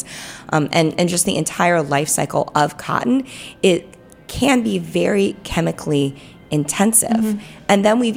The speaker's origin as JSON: {"language": "English", "region": "North Carolina", "country": "United States", "moved": "yes", "said": "I'm originally from North Carolina, which had a cotton industry and it had a wool industry"}